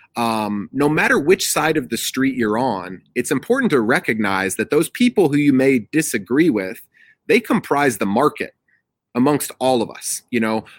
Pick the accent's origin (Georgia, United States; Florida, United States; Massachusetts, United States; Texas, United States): Georgia, United States; Atlanta; I'm from the Atlanta area